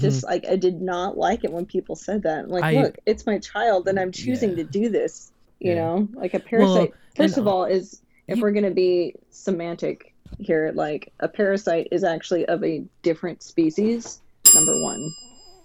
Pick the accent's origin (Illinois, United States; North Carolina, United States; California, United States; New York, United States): California, United States; Bay Area; I grew up in the Bay Area